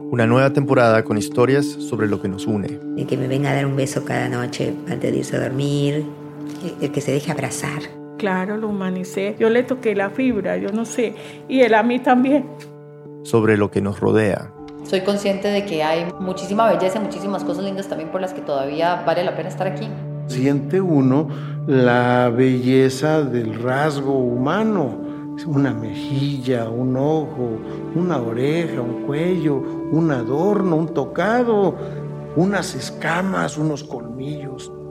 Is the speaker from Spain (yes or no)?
no; Buenos Aires, Argentina; Soy argentino, de Buenos Aires.